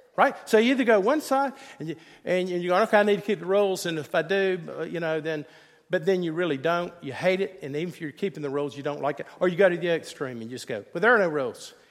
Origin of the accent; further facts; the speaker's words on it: Greenville, South Carolina, United States; my mom and dad, they took me to First Presbyterian Church in, in Greenville, South Carolina.